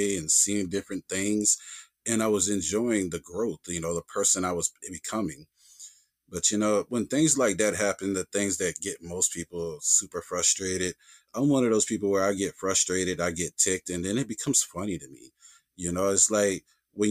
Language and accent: English; the South, United States; I grew up in the South. And here in the South